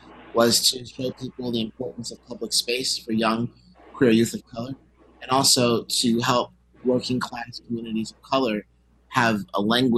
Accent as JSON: {"language": "English", "region": "New Jersey", "country": "United States", "said": "I spent 10 years of my life homeless, from 16 to 25. I'm from North Jersey, right across the river from the pier."}